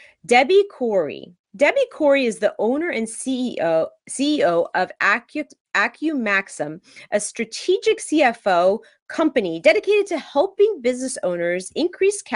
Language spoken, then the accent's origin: English; West Coast, United States; I'm from the West Coast